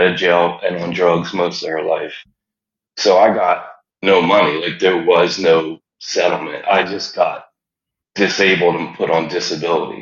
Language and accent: English; Philadelphia, Pennsylvania, United States; moved away as an adult; I grew up in the Germantown section of Philadelphia.